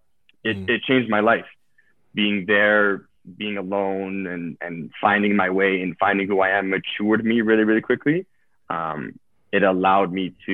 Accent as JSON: {"language": "English", "town": "Toronto", "region": "Ontario", "country": "Canada", "tie": "born or raised there", "also_born_or_lived": "Italy", "said": "born and raised in Toronto."}